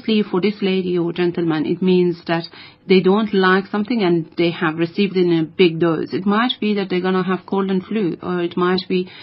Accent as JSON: {"language": "English", "country": "Iran", "moved": "yes", "said": "I am from Iran"}